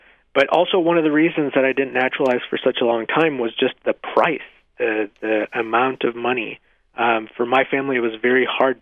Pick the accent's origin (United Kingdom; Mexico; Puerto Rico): Mexico; now in United States; I was born in Mexico